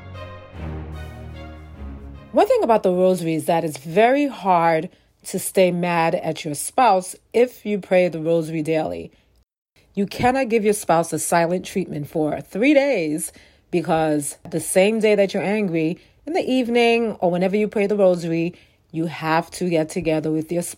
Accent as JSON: {"language": "English", "town": "New York City", "region": "New York", "country": "United States", "said": "I'm from New York City"}